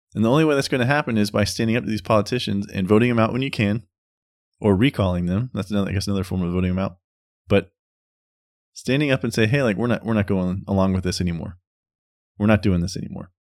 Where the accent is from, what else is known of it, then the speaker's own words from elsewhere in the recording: United States; we as American citizens